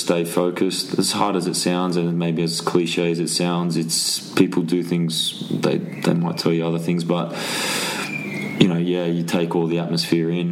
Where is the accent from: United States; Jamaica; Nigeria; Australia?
Australia; Sydney, New South Wales; moved away as an adult; Sydney, my hometown.